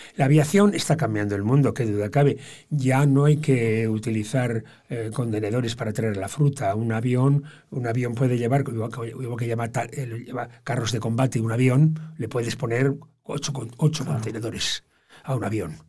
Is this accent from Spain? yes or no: yes; Bilbao, Basque Country, Spain; now in Motril, Spain; Yo me considero muy bilbaino Los bilbainos los bilbaínos somos primero bilbainos y luego somos euskaldunes